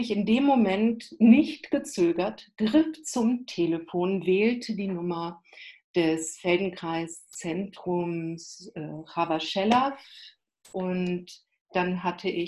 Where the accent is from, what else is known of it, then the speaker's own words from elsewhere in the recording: North Rhine-Westphalia, Germany; born there; das ist nah in Köln, da habe ich eben auch Familie. Ich bin in der Nähe geboren, da fühle ich mich auch wohl in der Ecke, auch wenn man das sprachlich nicht hört. So ist doch meine Wiege stand in diesem Bereich